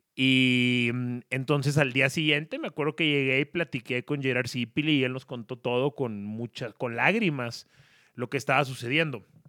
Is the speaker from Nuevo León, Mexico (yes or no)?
yes; Monterrey, Nuevo León, Mexico; now in Mexico City, Mexico; como regio en la CDMX